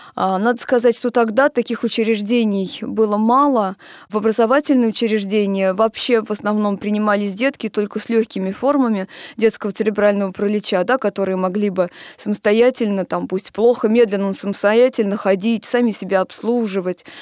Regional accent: Moscow, Russia; Я родилась в Москве, поэтому мои университеты начались со специализированного

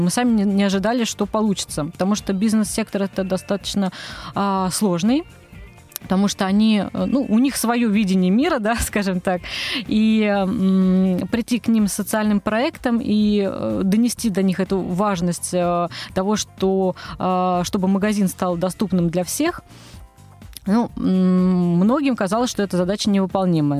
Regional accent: Moscow, Russia; Я росла в Москве, здесь родилась, здесь выросла

